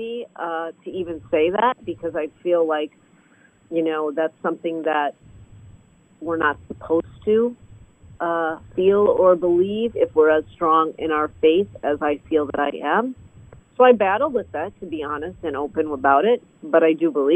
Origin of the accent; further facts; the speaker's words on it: Illinois, United States; Where I grew up in Illinois